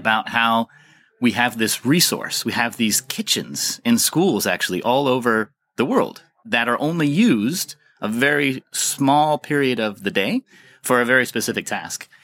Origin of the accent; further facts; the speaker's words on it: United States; moved away as an adult; now in Copenhagen, Denmark; I'm an American, uh, engineer and social scientist